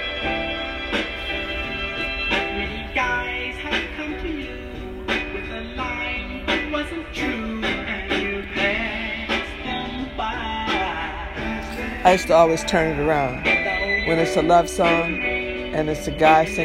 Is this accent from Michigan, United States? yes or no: yes; Detroit, Michigan, United States; I'm from Detroit